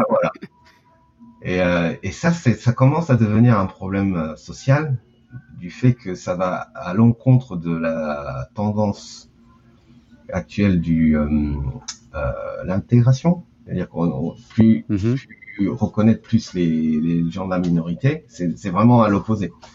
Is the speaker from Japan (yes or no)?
yes; Tokyo, Japan; also born or lived in Paris; je suis né à Tokyo en 1980. Euh, une mère française, un père japonais. Euh, j'ai toujours vécu à Tokyo.